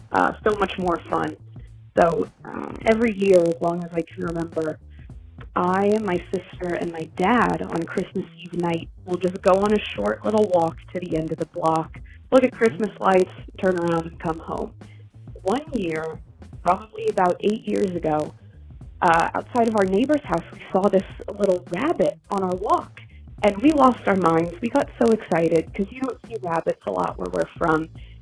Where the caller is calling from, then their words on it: Garland, Texas, United States; I'm calling from Garland, Texas.